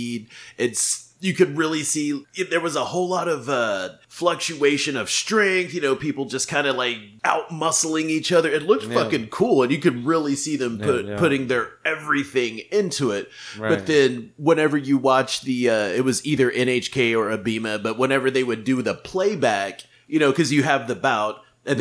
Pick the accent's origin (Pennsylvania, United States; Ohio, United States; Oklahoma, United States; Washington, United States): Oklahoma, United States; I'm from Oklahoma